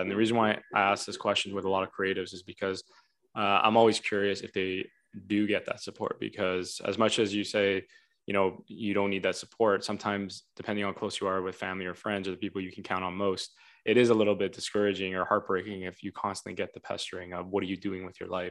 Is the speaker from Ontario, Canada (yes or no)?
yes; Vaughan, Ontario, Canada; also born or lived in Toronto; Because I was born in Toronto, right? And I grew up in Vaughan. So it's kind of like two places at the same time.